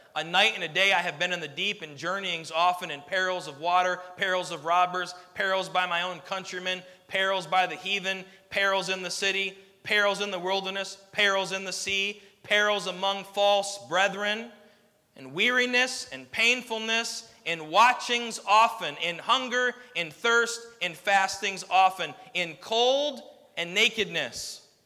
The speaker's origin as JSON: {"language": "English", "country": "United States", "said": "as an American citizen"}